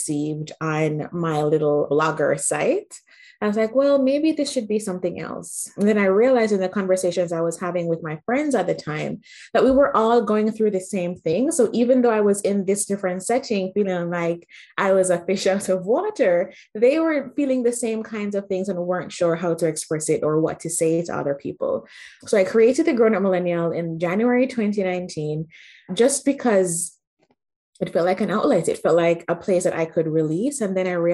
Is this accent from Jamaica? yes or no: yes; Jamaica; moved away as an adult; also born or lived in Manitoba, Canada; now in Canada; I grew up in Jamaica, had a great life